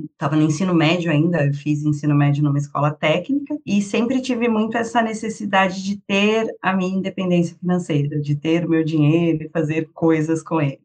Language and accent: Portuguese; Sorocaba, São Paulo, Brazil; also born or lived in Paraná / Rio de Janeiro; now in Santos, Brazil; sou paulista, nascida em São Paulo. Fui bem pequena para o interior com a minha família, então morei a maior parte do tempo em Sorocaba, interior de São Paulo